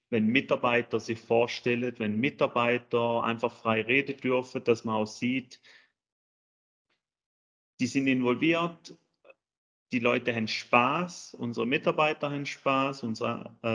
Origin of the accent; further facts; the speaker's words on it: Switzerland; now in Germany; wie schon gesagt. Ich bin ursprünglich Schweizer, wohne jetzt seit neun Jahren in Deutschland, verheiratet, zwei Kids.